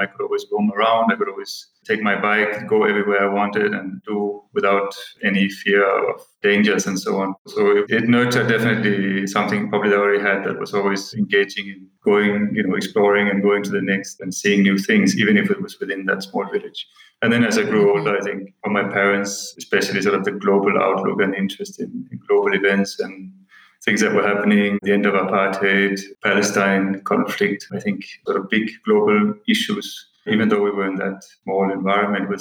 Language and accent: English; Denmark; moved away as an adult; now in Kathmandu, Nepal; I'm originally from Denmark. I grew up in a small village about 30 miles from Copenhagen